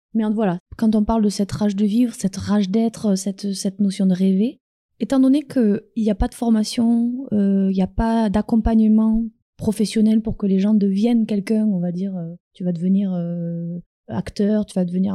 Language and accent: French; France; moved away as an adult; also born or lived in United States / Quebec; now in Cameroon; ça fait réellement six ans que j'ai quitté la France avec un sac sur le dos